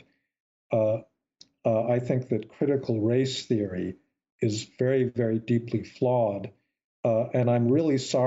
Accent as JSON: {"language": "English", "country": "United States", "tie": "born or raised there", "said": "the kind of America that I grew up admiring"}